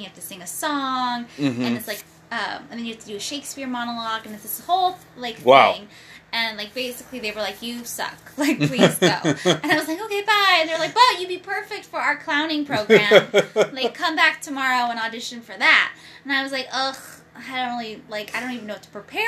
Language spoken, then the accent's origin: English; Pasadena, California, United States; also born or lived in Bakersfield; I grew up in Pasadena area